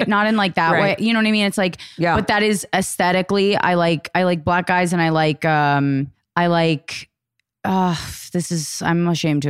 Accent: United States; moved away as an adult; also born or lived in Boston; I'm from DC originally.

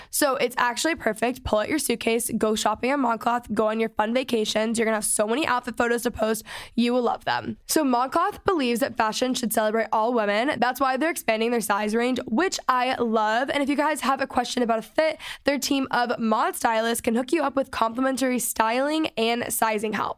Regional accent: North Texas, United States; I grew up in Texas in North Texas.

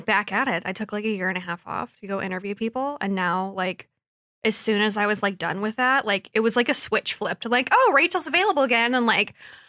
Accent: Detroit, Michigan, United States; I'm from Detroit

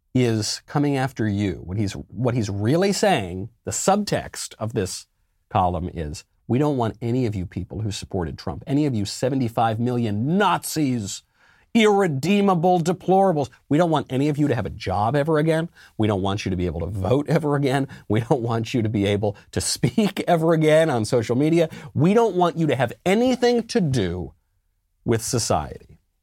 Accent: New York, United States; I'm a New Yorker

